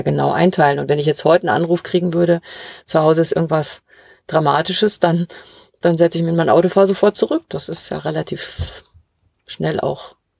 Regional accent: Ruhr area, North Rhine-Westphalia, Germany; now in Bavaria, Germany; ich komme ja ursprünglich aus dem Ruhrgebiet

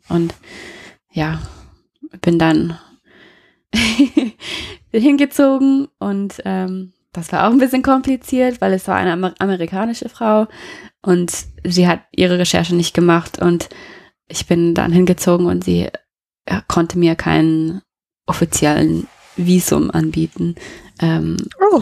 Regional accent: Colorado, United States; German is a second language; moved away as an adult; also born or lived in Nashville, Tennessee / Stuttgart, Germany; now in Neustadt an der Weinstraße, Germany; Ich bin in Colorado aufgewachsen, in den USA

